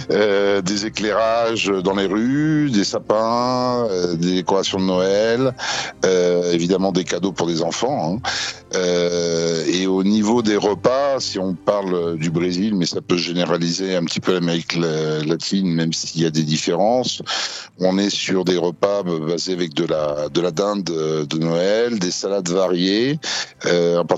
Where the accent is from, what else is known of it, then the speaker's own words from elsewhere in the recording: France; now in São Paulo, Brazil; nous, en tant que Français, on arrive à trouver du foie gras.